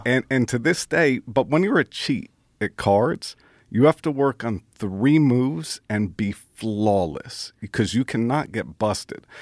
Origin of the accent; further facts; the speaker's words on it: Brooklyn, New York, United States; I didn't have a, a dad growing up in Brooklyn